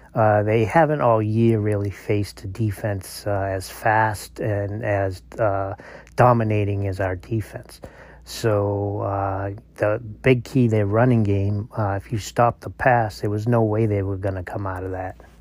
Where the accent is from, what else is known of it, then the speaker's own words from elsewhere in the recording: Massachusetts, United States; moved away; committing to my home state where I was born and raised, uh, the UMass Minutemen